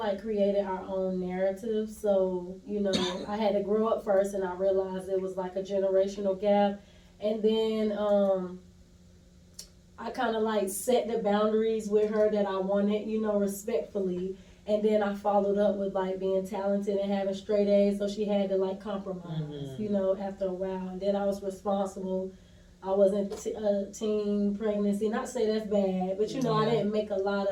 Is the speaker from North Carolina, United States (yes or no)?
yes; Durham, North Carolina, United States; accent: southern; moved away as an adult; now in Atlanta, United States; I'm originally from Durham, North Carolina, but I've been in Atlanta since 2015